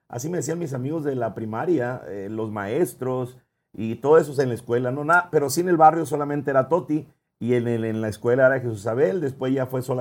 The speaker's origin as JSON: {"language": "Spanish", "town": "Ciudad Obregón", "region": "Sonora", "country": "Mexico", "tie": "born or raised there", "also_born_or_lived": "San Ignacio Río Muerto", "said": "nací aquí en el Seguro Social de aquí de Ciudad Obregón, Sonora."}